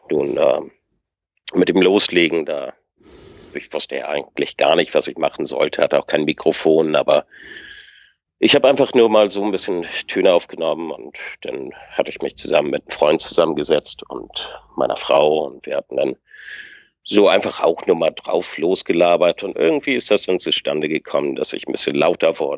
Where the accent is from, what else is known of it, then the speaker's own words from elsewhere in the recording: Lübeck, Schleswig-Holstein, Germany; ich komme aus Lübeck.